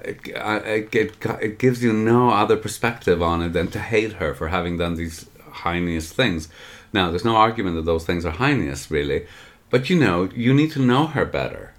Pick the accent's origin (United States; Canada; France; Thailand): Canada; I'm saying this as a Canadian